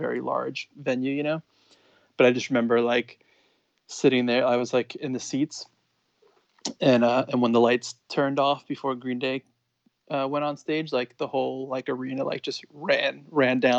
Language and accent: English; Long Island, New York, United States; I grew up on Long Island in New York